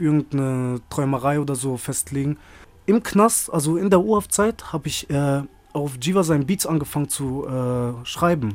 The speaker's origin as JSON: {"language": "German", "town": "Freiburg", "region": "Baden-Württemberg", "country": "Germany", "tie": "born or raised there", "moved": "as an adult", "said": "eigentlich aus Freiburg, Bruder. Gebürtiger Freiburger."}